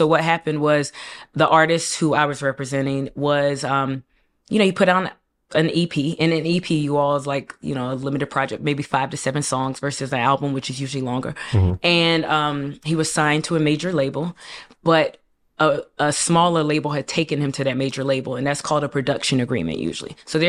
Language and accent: English; South East, Nigeria; it's important for me to say I'm Nigerian, and specifically, I'm from the Igbo tribe. We are very entrepreneurial.